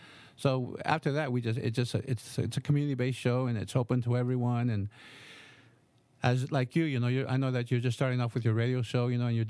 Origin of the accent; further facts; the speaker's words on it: Rutherford, California, United States; I grew up in Rutherford.